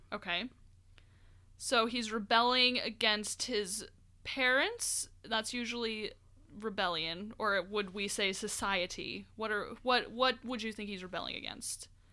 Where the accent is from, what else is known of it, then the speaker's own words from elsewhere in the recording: Albuquerque, New Mexico, United States; I grew up in Albuquerque